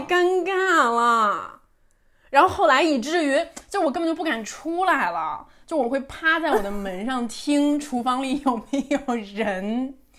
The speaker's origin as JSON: {"language": "Chinese", "region": "Beijing", "country": "China", "also_born_or_lived": "Wuhan", "moved": "as an adult", "said": "我来自北京"}